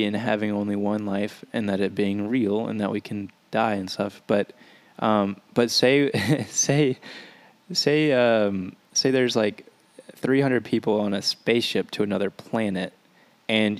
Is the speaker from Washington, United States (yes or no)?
no; Louisiana, United States; I'm from a small town in Louisiana